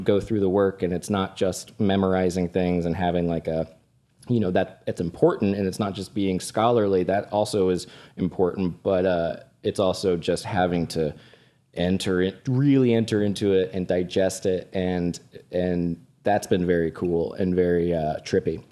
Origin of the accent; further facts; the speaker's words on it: Florida, United States; moved away; Orlando and Tampa. Uh, my home state